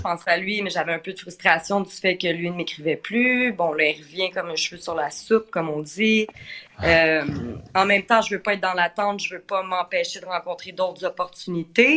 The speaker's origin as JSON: {"language": "French", "region": "Quebec", "country": "Canada", "accent": "Québécois", "said": "J'ai l'accent québécois assez prononcé aussi"}